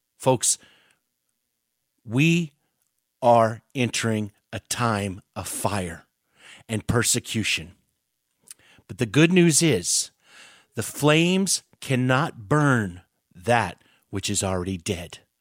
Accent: United States; I love being American

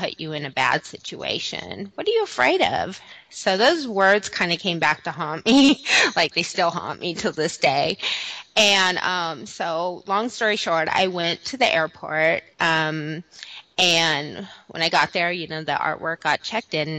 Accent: Southern California, United States; I'm originally from Southern California

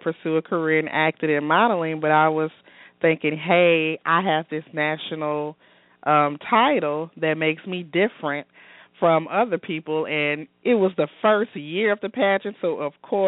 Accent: Baton Rouge, Louisiana, United States; moved away as an adult; also born or lived in Los Angeles; I'm originally from Baton Rouge. That's my hometown

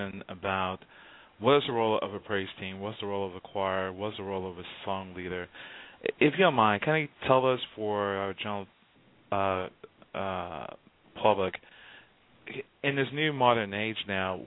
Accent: Houston, Texas, United States; growing up in Houston and Lakewood

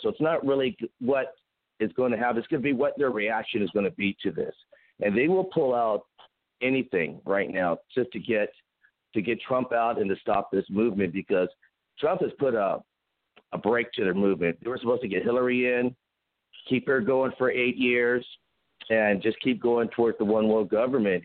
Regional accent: Pasadena, California, United States; moved away as an adult; also born or lived in Huntington Beach / San Diego; now in Dallas, United States; I grew up in Pasadena. I lived in Huntington Beach. I went to school in San Diego. I mean, California. I live in Dallas now

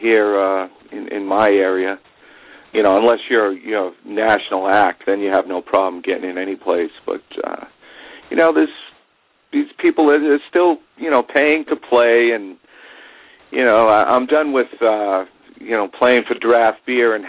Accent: Boston, Massachusetts, United States; now in New Bedford, United States; I was born in Boston, but I live in New Bedford now

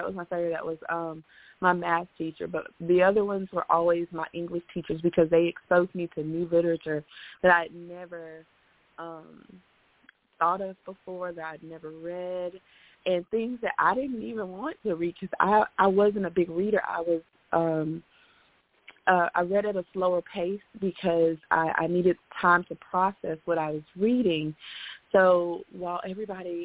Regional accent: Memphis, Tennessee, United States; now in Chattanooga, United States; I grew up in Memphis, Tennessee

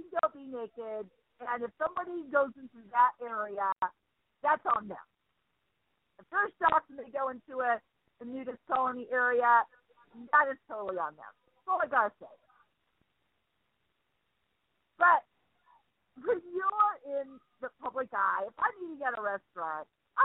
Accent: Seattle, Washington, United States; moved away; I'm originally from Seattle

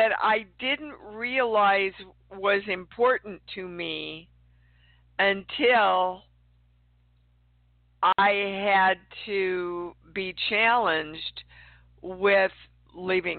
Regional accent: Kansas City, Kansas, United States; moved away; Kansas City, Kansas is my hometown

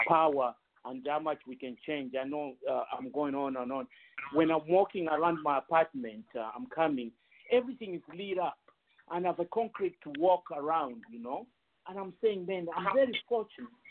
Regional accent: Zambia; moved away as an adult; as a Zambian

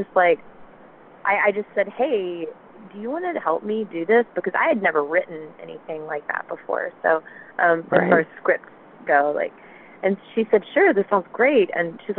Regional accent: the South, United States; We're both from the South

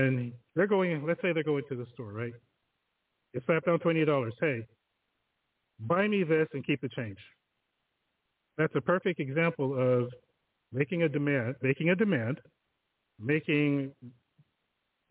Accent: Southern California, United States; moved away as an adult; also born or lived in Rialto, California; now in Kent; I'm from Southern California

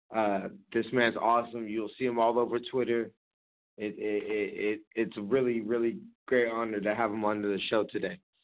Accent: San Jose, California, United States; I'm from the Bay Area. You know, I grew up in San Jose

